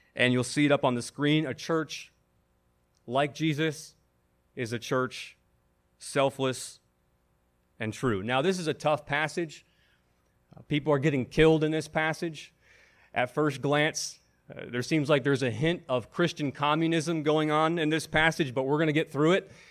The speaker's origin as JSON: {"language": "English", "town": "Buffalo", "region": "New York", "country": "United States", "tie": "born or raised there", "moved": "as an adult", "lives_now": "Washington, D.C., United States", "said": "I was hired as an associate pastor in my hometown of Buffalo, New York."}